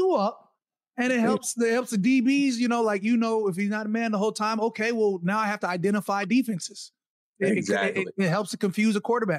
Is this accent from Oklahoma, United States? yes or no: no; Arizona, United States; also born or lived in Minnesota; I'm really from Arizona. Like, I was born in Minnesota, but I left when I was four.